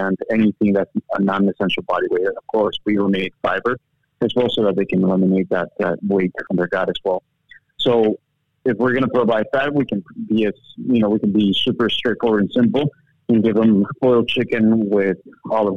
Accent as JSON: {"language": "English", "country": "Bolivia", "tie": "born or raised there", "moved": "yes", "said": "I was originally born and raised in South America in this small country called Bolivia, which is the heart of South America."}